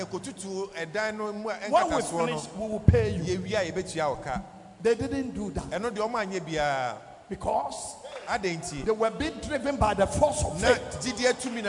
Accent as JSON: {"language": "English", "country": "Nigeria", "said": "I came from Nigeria."}